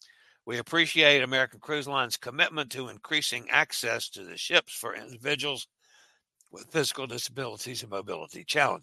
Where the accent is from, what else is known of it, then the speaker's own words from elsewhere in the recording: Gambia; I'm from Gambia.